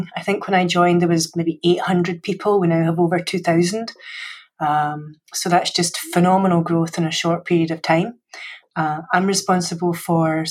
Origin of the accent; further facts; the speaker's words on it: Scotland, United Kingdom; accent: Scottish; moved away; I'm Scottish, so you had the English-based education, I had the Scottish-based education